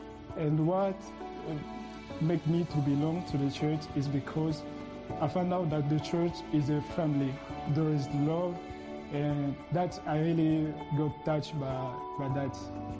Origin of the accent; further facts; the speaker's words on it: DR Congo; now in Cyprus; I'm from Democratic Republic of Congo.